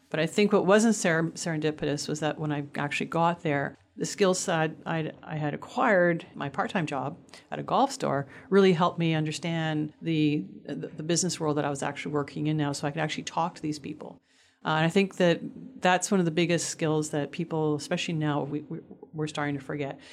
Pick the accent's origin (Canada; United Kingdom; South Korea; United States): Canada; Montreal, Quebec; moved away; also born or lived in Toronto; I grew up in Montreal on the subways all the time with the buses